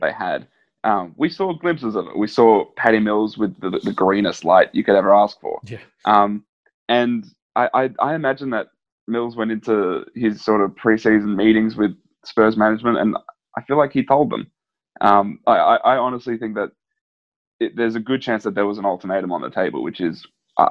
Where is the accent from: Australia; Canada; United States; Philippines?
Australia; as an Australian